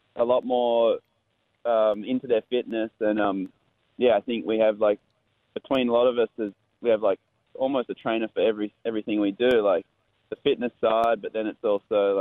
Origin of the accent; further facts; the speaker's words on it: Western Australia, Australia; I grew up in Western Australia, where the waves are really heavy